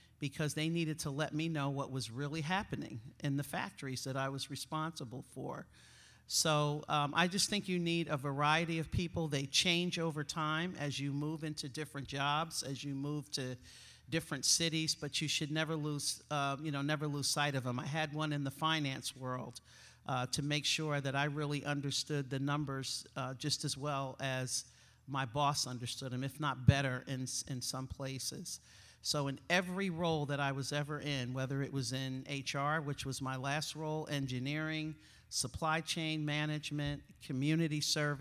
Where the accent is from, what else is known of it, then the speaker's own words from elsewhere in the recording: East Coast, United States; accent: East Coast; moved away; I'm an East Coaster, if you haven't figured out from my accent